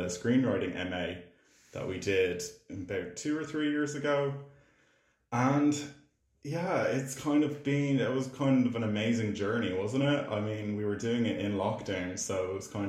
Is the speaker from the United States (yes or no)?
no; Ireland; I'm an Irish filmmaker and actor